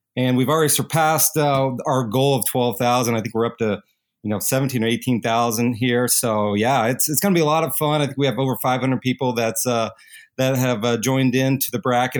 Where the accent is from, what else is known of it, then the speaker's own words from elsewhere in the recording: Kentuckiana, Southern Indiana, United States; growing up in, uh, Southern Indiana, Kentuckiana area